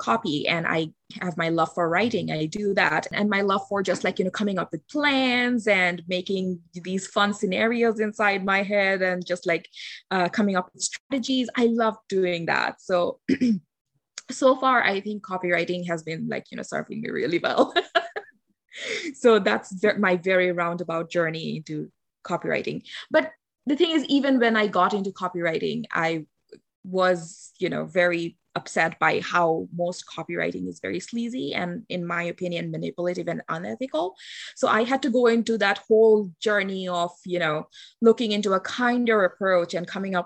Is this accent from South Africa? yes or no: no; Bangladesh; English is a second language; I am from Bangladesh